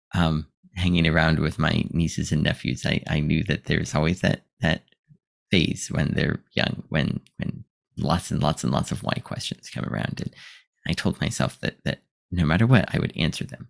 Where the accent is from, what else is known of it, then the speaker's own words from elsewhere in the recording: United States; moved away as an adult; now in Japan; I'm from America